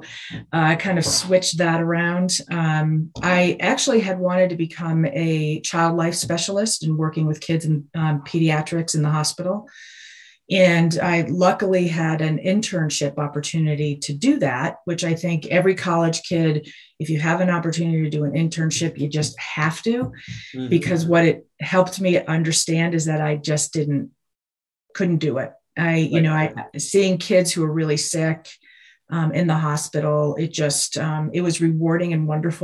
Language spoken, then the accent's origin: English; Wilbraham, Massachusetts, United States; moved away as an adult; also born or lived in New Jersey; I was born in New Jersey, but grew up in Massachusetts outside of Springfield in Wilbraham